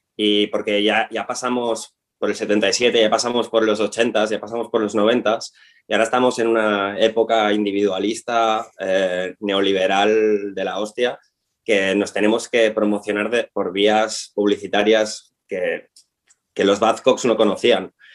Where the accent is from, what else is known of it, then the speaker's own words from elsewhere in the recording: Tarragona, Catalonia, Spain; nosotros somos de Tarragona, somos, estamos afincados en Tarragona